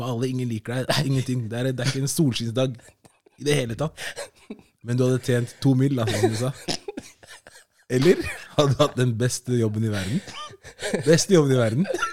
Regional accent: Oslo, Norway; født og oppvokst på Stovner

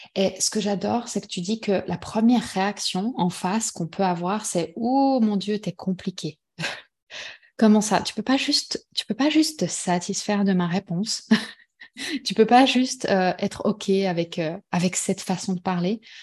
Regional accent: Switzerland; on est suisse

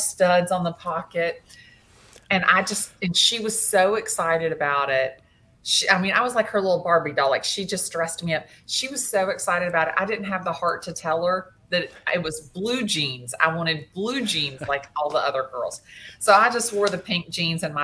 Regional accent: Atlanta, Georgia, United States; I have lived in Atlanta since I was 2 years old. I went to school here in Atlanta, elementary school, high school

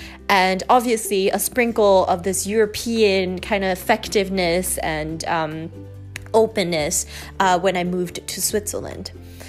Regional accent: Montreal, Quebec, Canada; born there; I was born in Montreal, Canada in 1998, which would make me right now 22 years old.

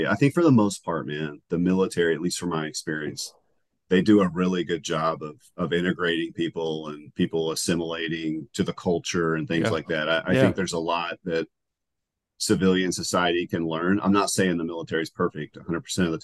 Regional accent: Huntington, West Virginia, United States; accent: West Virginia accent; moved away as an adult; I grew up in West Virginia

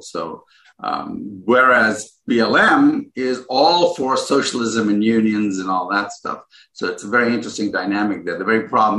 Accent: Ghana; now in United States; I was born in Ghana

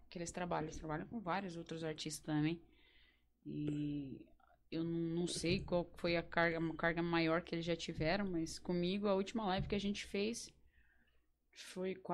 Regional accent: Campo Largo, Paraná, Brazil; Eu sou de Campo Largo, capaz!

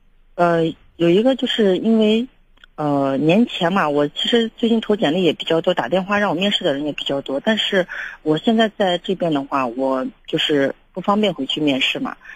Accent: Shaanxi, China; moved away; 我是想打算回陕西的，因为我也是陕西人嘛。

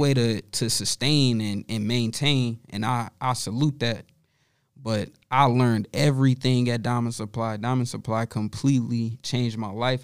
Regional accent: Charlotte, North Carolina, United States; moved away as an adult; I'm from Charlotte

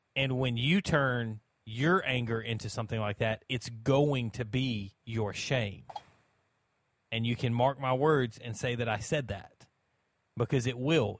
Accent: United States; as an American

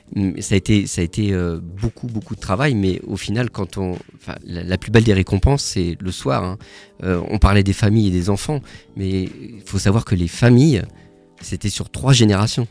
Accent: Paris, Île-de-France, France; now in Strasbourg, France; je suis pas né à Strasbourg, je suis né à Paris

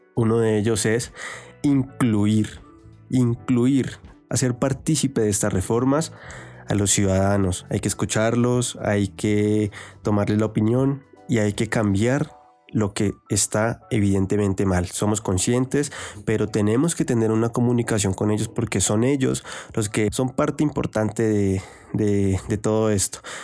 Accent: Colombia; tenemos que tener ahorita todos como colombianos

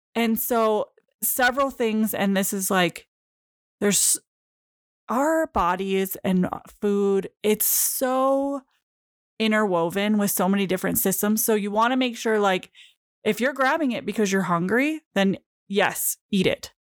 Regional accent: Michigan, United States; moved away; I'm originally from Michigan

